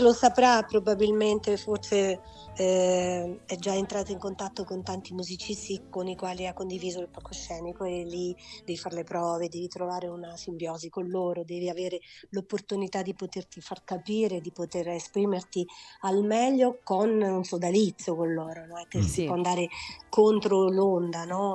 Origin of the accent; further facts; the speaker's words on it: Pavia, Lombardy, Italy; moved away; also born or lived in Marche; Poi sono cresciuta a Pavia